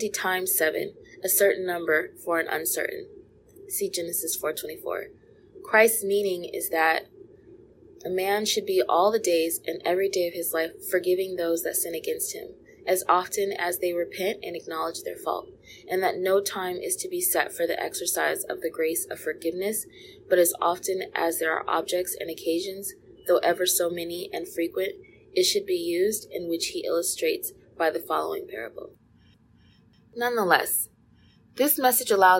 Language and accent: English; California, United States; growing up in California